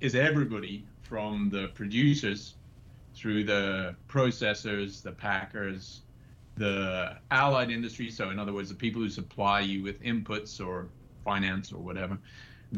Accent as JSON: {"language": "English", "region": "West Highlands of Scotland", "country": "United Kingdom", "tie": "born or raised there", "also_born_or_lived": "New Zealand / Australia / Edinburgh", "moved": "as an adult", "said": "I grew up in Scotland, in the West Highlands of Scotland"}